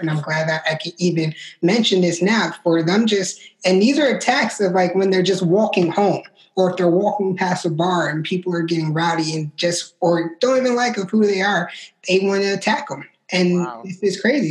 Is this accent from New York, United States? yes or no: yes; New York, United States; I'm originally from New York